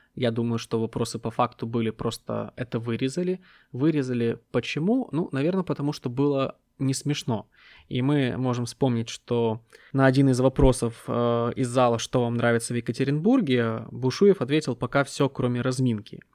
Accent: Ukraine; я украинец, который родился в 90-е

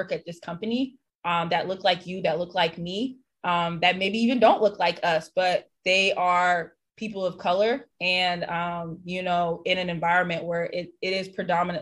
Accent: St. Petersburg, Florida, United States; also born or lived in North Carolina; now in Los Angeles, United States; I'm born and raised in St. Petersburg, Florida.

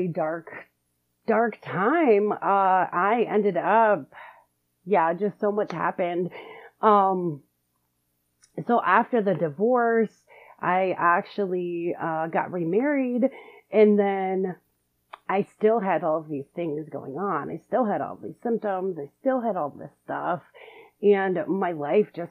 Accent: Detroit, Michigan, United States; I am from Metro Detroit, Michigan

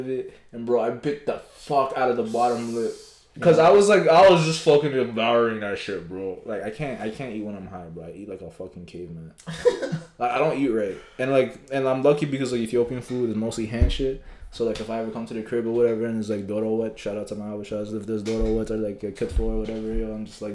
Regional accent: Canada; As a Canadian

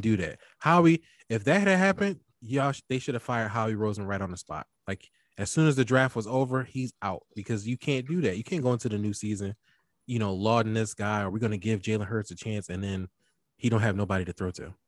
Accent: Philadelphia, Pennsylvania, United States; I'm from Philly

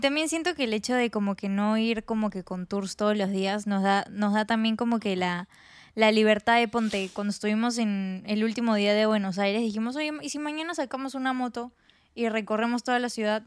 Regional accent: Peru; soy de Perú

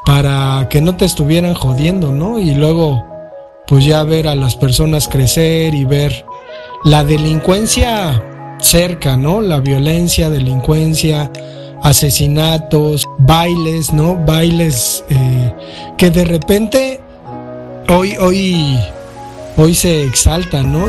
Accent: Mexico City, Mexico; yo crecí en la Valle Gómez

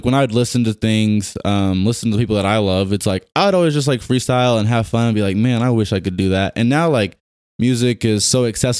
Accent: Tulsa, Oklahoma, United States; born or raised there; also born or lived in Baton Rouge, Louisiana / California

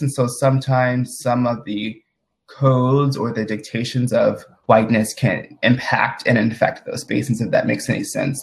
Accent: Madison, Mississippi, United States; I'm originally from Madison, Mississippi, which is like a suburb of the capital of Mississippi, which is Jackson. And I'm currently actually at home in Mississippi

